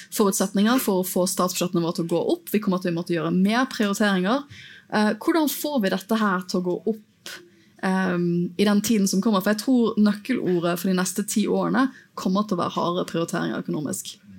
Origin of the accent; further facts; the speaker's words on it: Bergen, Vestland, Norway; Jeg er jo bergenser